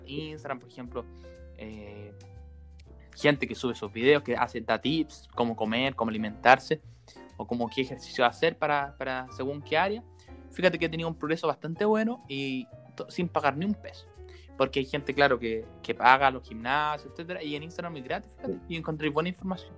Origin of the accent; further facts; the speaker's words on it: Maipú, Santiago Metropolitan Region, Chile; nosotros somos de Maipú